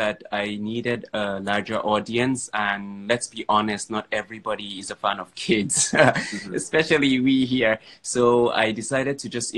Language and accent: English; Yola, Adamawa, Nigeria; I am from Adamawa State, Yola to be precise, which means I'm a Fulani boy